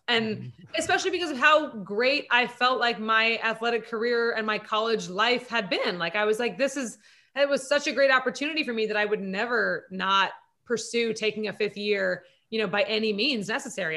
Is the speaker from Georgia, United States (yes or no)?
no; Santa Monica, California, United States; also born or lived in East Coast / Germany; born and raised in Santa Monica